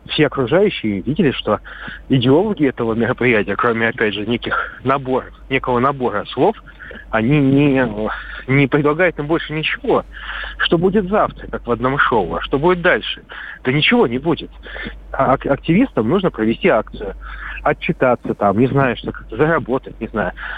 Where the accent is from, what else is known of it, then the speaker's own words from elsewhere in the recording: Saint Petersburg, Russia; Я петербуржец